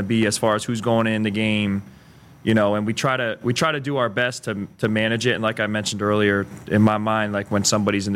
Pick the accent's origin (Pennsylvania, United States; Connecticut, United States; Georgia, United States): Pennsylvania, United States; Allentown; moved away as an adult; now in Lincoln, United States; I'm from Pennsylvania, Allentown, Pennsylvania, about an hour north of Philadelphia